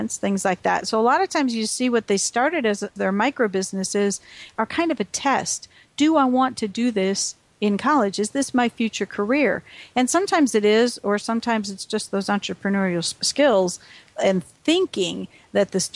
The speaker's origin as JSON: {"language": "English", "region": "Wisconsin", "country": "United States", "tie": "born or raised there", "said": "We grew up in Wisconsin."}